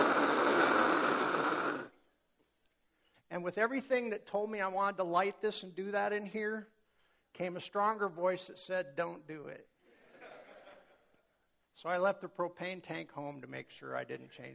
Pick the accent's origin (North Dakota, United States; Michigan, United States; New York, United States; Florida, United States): North Dakota, United States; I grew up in North Dakota.